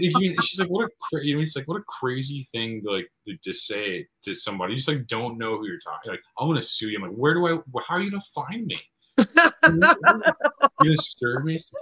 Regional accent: Midwest, United States; from the Midwest

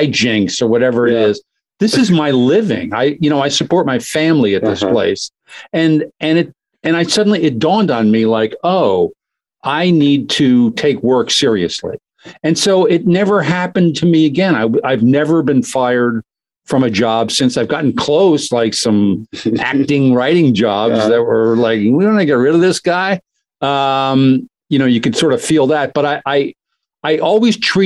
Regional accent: Doylestown, Pennsylvania, United States; I grew up in Doylestown, Pennsylvania, kind of a suburb of Philadelphia

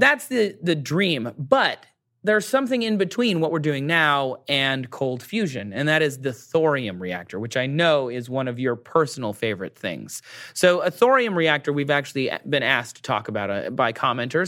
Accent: Michigan, United States; my home state of Michigan

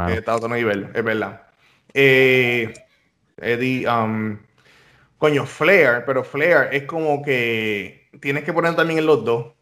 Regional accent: Ponce, Puerto Rico; now in United States; barrio donde yo soy, de, la organización que yo soy allá en, Ponce, este, en Los Caobos

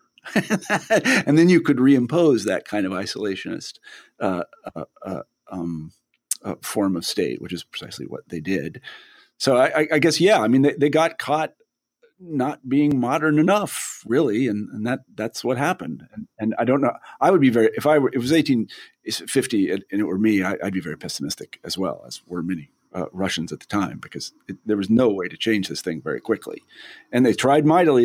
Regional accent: United States; I'm an American

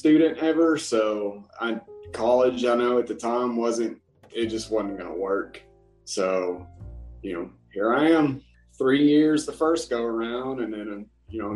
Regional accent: Athens, Alabama, United States; moved away as an adult; now in South Korea; Huntsville, Alabama. Well, not really Huntsville. I'm out in the county away from it.

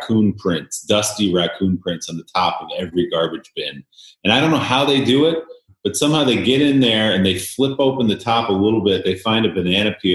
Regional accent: New Jersey, United States; born or raised there

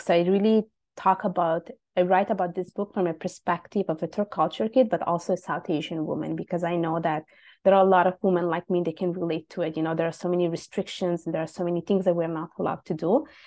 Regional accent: Italy; also born or lived in Bangladesh (ancestry); now in Montreal, Canada; I was born and raised in Italy, just to specify. My parents are from Bangladesh

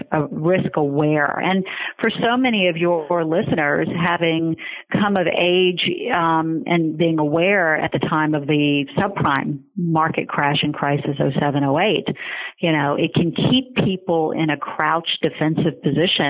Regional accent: Charleston, South Carolina, United States; moved away as an adult; also born or lived in New York; I grew up in Charleston, South Carolina

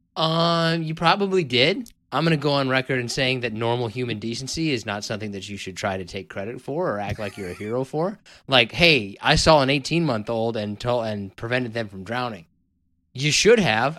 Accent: Kansas, United States; moved away; I'm from originally from Kansas

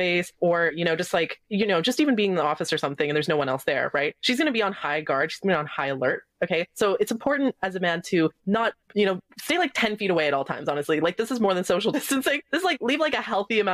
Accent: Canada; I'm Canadian, we're distant northern cold people

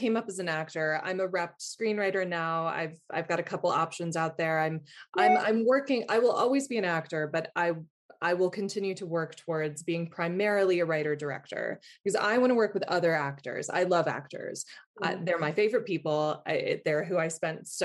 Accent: the South, United States; also born or lived in England; now in New York, United States; I'm from the South.

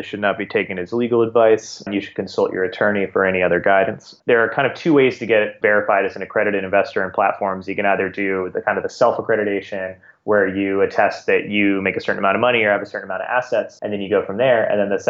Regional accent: Singapore; When I was maybe about 9 or 10 years old, I grew up in Singapore. I went to an American school there, grew up in Singapore, but every summer we'd go back to California where my grandparents were.

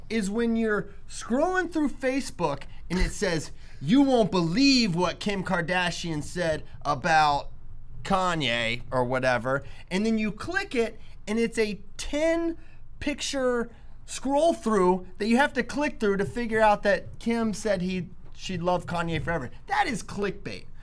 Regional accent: Shenandoah Valley, Virginia, United States; I'm from the Shenandoah Valley, baby, and I'm proud.

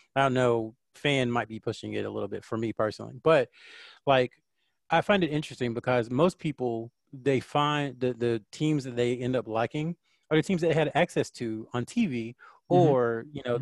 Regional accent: North Carolina, United States; also born or lived in Clinton, North Carolina / Fayetteville, North Carolina; now in Charlotte, United States; I'm a Southern kid, Southern boy at heart. Uh, I've lived in North Carolina my entire life

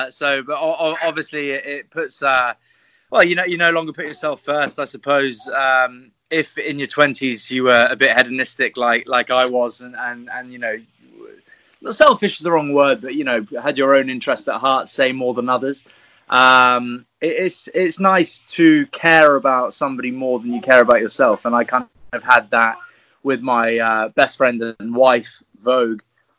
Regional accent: French West Indies, France; also born or lived in England; now in United Kingdom; I was born in the English countryside, but was raised in the French West Indies.

